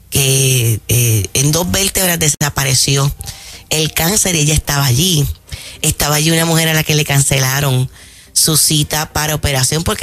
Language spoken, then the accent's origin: Spanish; Aguada, Puerto Rico; En mi pueblo Aguada